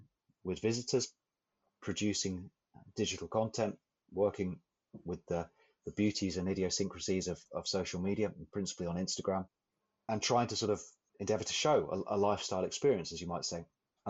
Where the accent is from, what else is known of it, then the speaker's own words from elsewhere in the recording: England, United Kingdom; now in Shetland, United Kingdom; as an incomer to the Shetland Islands, as an Englishman, as an incomer to the Shetland Islands.